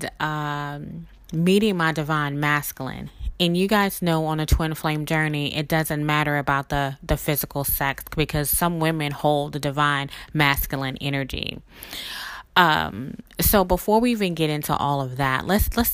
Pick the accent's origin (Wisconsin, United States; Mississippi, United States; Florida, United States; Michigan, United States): Mississippi, United States; now in New Orleans, United States; me originally being from Mississippi and living in New Orleans for about 20 years